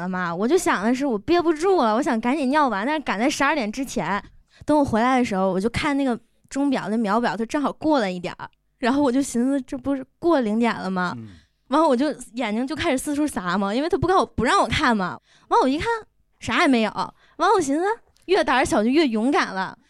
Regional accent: Northeast China, China; 东北，东北，嗯，

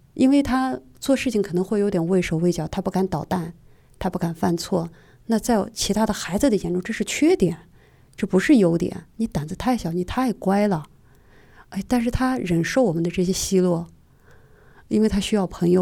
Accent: Xinjiang, China; now in Beijing, China; 我出生在新疆，然后我现在在北京

